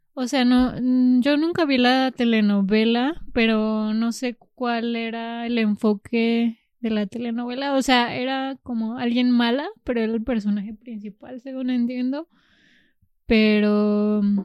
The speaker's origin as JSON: {"language": "Spanish", "region": "Jalisco", "country": "Mexico", "tie": "born or raised there", "also_born_or_lived": "Zacatecas", "moved": "yes", "said": "nací en Zacatecas por eh, la limitación de servicios de salud en la región. Y porque está más cerca Zacatecas que Guadalajara, de mi región"}